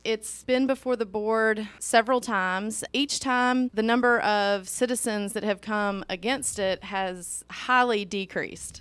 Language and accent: English; Meridian and Jackson, Mississippi, United States; now in Hernando, United States; I grew up in Meridian in Jackson. I moved to Hernando